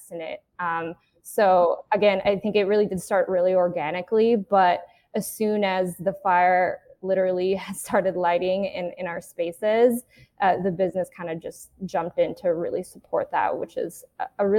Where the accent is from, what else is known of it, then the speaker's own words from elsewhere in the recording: Philippines; I am Filipina